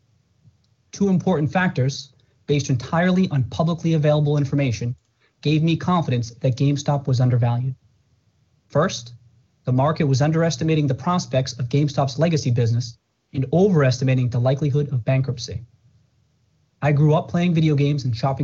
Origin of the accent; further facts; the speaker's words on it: Brockton, Massachusetts, United States; I grew up in Brockton, Massachusetts